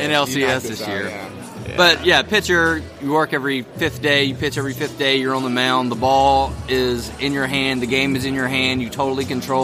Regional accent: Tennessee, United States; Well, I'm from Tennessee.

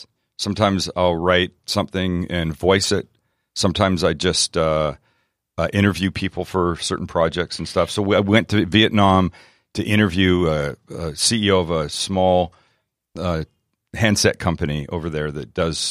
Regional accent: Canada; accent: Canadian; Like I just celebrated Canada Day, so my accent is particularly strong.

